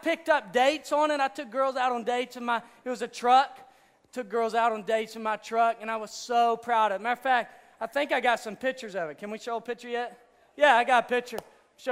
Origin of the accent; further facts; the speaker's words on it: Hot Springs, Arkansas, United States; accent: redneck; I'm from Hot Springs, Arkansas, so if I sound like a redneck every now and then